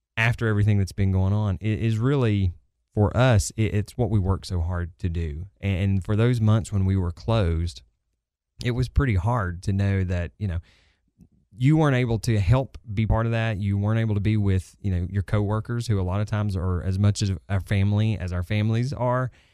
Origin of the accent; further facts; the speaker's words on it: Tri-Cities, Tennessee, United States; I'm from the Tri-Cities originally, and I remember growing up coming to Dollywood with my parents and my grandparents